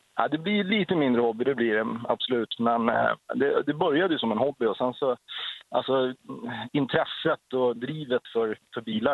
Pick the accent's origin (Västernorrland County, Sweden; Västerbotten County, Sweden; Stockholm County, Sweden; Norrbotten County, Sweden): Västernorrland County, Sweden; Söråker; jag kommer inte från Härnösand, jag kommer från Söråker